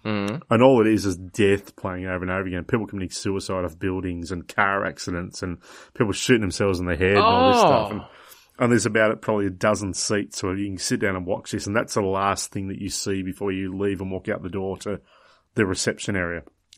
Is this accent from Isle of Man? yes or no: no; Tasmania, Australia; somehow we got on the fact that I was from Tasmania. So, of course, Port Arthur came up about the Port Arthur massacre